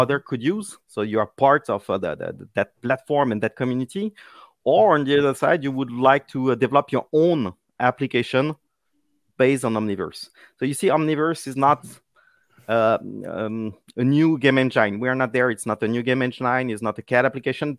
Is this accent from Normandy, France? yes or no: no; Paris, Île-de-France, France; English is a second language; people will notice my accent, uh, well, I'm from Paris